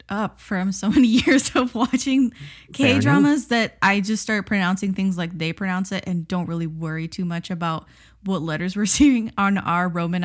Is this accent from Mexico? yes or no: no; United States; we're American.